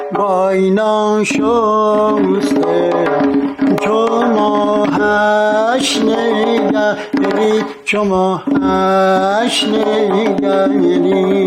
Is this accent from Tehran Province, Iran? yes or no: yes; Tehran, Tehran Province, Iran; در تهران متولد شدم در سنگلک پارک شهر فعلی خونمونم سر کوچه حمام خورشید بود